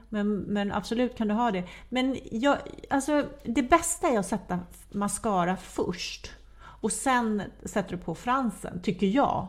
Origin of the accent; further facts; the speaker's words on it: Sweden; vi svenskar